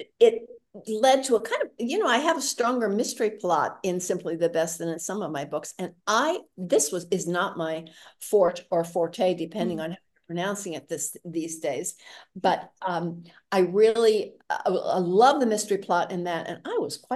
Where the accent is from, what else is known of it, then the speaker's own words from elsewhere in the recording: Midwest, United States; as a Midwesterner